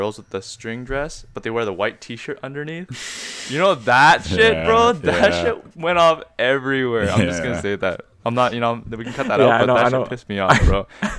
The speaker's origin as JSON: {"language": "English", "country": "Canada", "tie": "born or raised there", "said": "growing up in Canada as Koreans."}